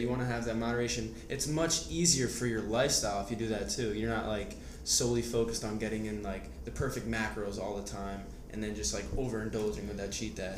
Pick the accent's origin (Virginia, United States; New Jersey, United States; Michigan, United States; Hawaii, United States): New Jersey, United States; we're both from New Jersey